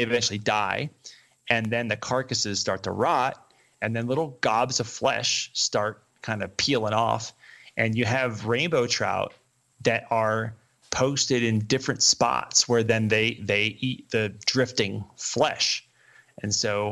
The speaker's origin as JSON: {"language": "English", "region": "the East", "country": "United States", "tie": "born or raised there", "moved": "yes", "lives_now": "Colorado, United States", "said": "growing up in the East"}